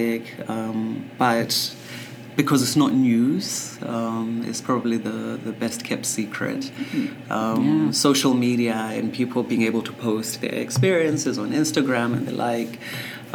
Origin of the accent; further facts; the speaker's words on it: England, United Kingdom; English is a second language; When I started school in England, of course, I didn't speak a word of English